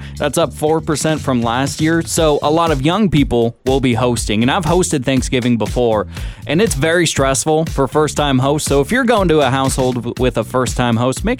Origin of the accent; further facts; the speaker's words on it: Washington, United States; now in Sonoma County, United States; my home state of Washington